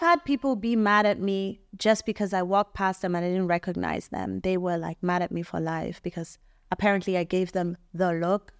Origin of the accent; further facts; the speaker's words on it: Tema, Greater Accra, Ghana; moved away; growing up in Tema